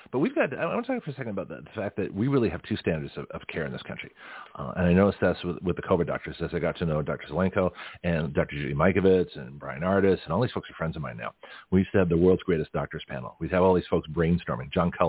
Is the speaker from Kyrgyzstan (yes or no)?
no; Canada; also born or lived in Australia / United States; I grew up in Canada, Australia, and the United States.